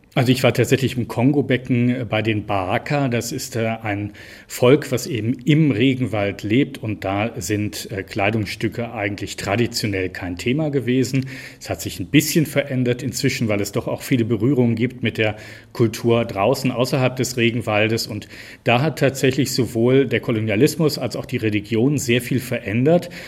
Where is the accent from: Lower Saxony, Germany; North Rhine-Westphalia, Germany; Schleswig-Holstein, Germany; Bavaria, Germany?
North Rhine-Westphalia, Germany; Cologne; also born or lived in Bergisches Land; ich komme ja gebürtig aus Köln